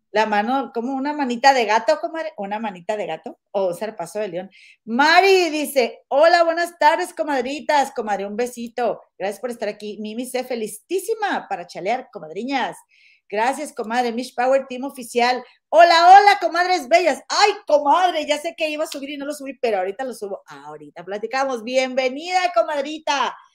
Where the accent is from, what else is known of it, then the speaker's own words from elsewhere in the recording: Monterrey, Nuevo León, Mexico; somos de Monterrey